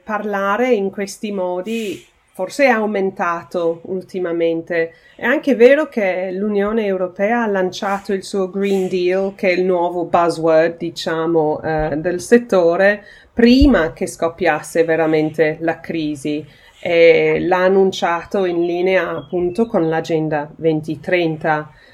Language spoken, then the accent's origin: Italian; United Kingdom; il mio paese, il Regno Unito